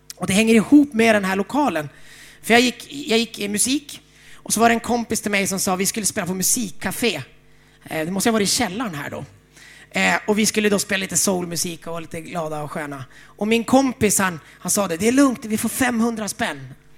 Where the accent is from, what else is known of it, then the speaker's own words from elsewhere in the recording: Umeå, Västerbotten County, Sweden; jag är uppvuxen i Frälsningsarmén i Umeå